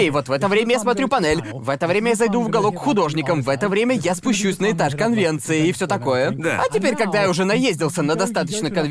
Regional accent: United Kingdom; also born or lived in Thailand; я на сто процентов таец, но я вырос в Великобритании.

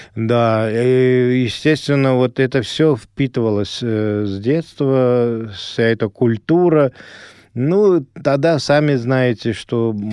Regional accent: Ashgabat, Turkmenistan; first language Azerbaijani; Russian is a second language; moved away; Родился я в самой жаркой стране тогда нашего большого государства СССР, э, республики Туркмения, в городе Ашхабаде

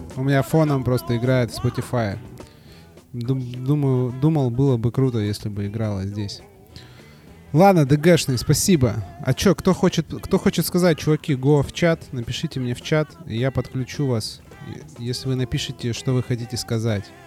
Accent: Saint Petersburg, Russia; я не из Москвы, я из Питера. Я из Питера

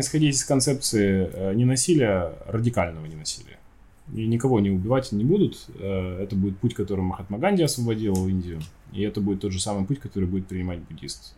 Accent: Chelyabinsk, Chelyabinsk Oblast, Russia; Я родом из Челябинска, у нас там одни тюрьмы

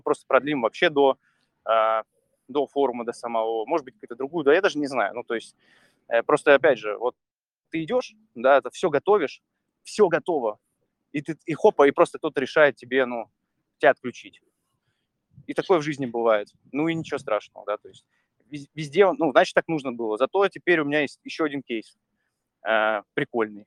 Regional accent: Saint Petersburg, Russia; moved away as an adult; я из Питера родом, я как бы жил там до 31

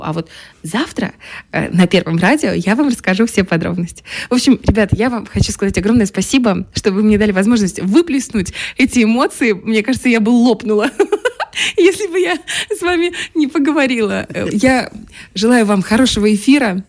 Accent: Transnistria, Moldova; мы Э, вроде как э, маленькая такая республика, маленькая, но гордая республика

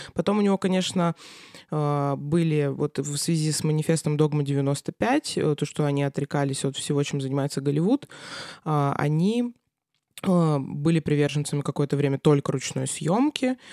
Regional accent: Krasnoyarsk, Krasnoyarsk Krai, Russia; moved away as an adult; now in Saint Petersburg, Russia; я родилась в Красноярске, а, потом училась здесь

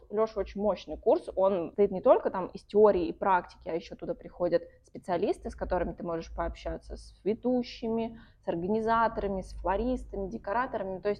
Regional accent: Voronezh, Voronezh Oblast, Russia; now in Saint Petersburg, Russia; я уехала в Петербург, из Воронежа.

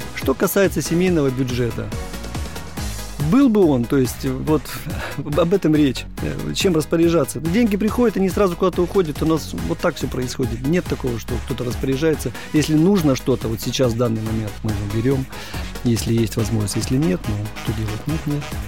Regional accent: Urals, Russia; Я люблю родину свою малую, я люблю свой Урал.

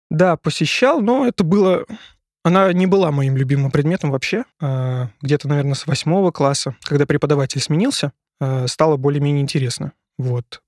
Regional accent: Syzran, Samara Oblast, Russia; now in Moscow, Russia; я с Поволжья. Поволжье. Город Сызрань. Самарская область

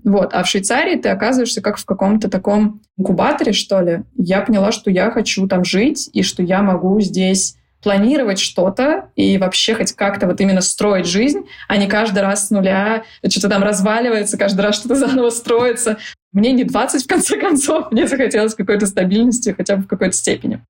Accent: Saint Petersburg, Russia; moved away as an adult; also born or lived in Dubai; Я из Питера, и сейчас конкретно я нахожусь здесь. При этом э, сколько-то лет я жила в разных местах

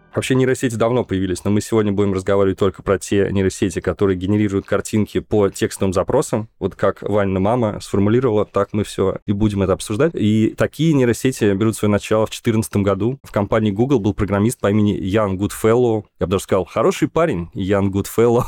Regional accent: Nizhny Novgorod, Nizhny Novgorod Oblast, Russia; из моего родного города Горького

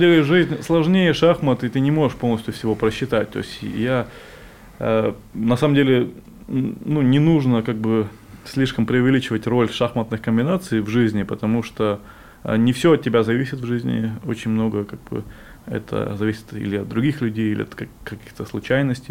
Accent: Crimea, Ukraine; also born or lived in Donetsk Oblast; now in Russia; я сам из Крыма и три года жил в Донецкой области

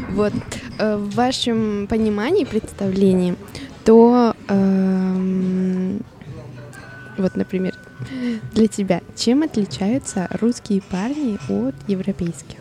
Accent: Colombia; Russian is a second language; moved away as an adult; now in Vladivostok, Russia; я из Колумбии

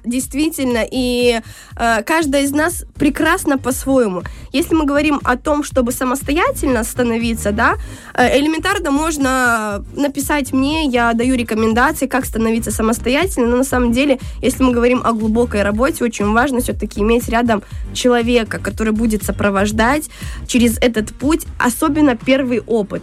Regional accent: Transnistria, Moldova; now in Saint Petersburg, Russia; родом из Приднестровья

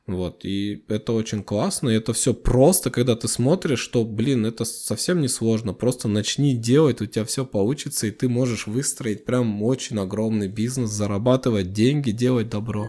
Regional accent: Kazakhstan; нашей страны

